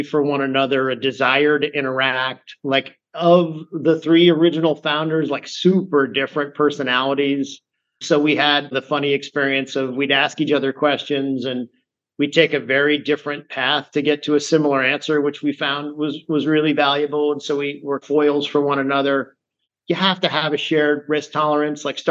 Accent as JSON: {"language": "English", "region": "rural Massachusetts", "country": "United States", "tie": "born or raised there", "also_born_or_lived": "Manhattan, New York", "moved": "yes", "lives_now": "New York, United States", "said": "I grew up in rural Massachusetts, where I moved when I was a little kid"}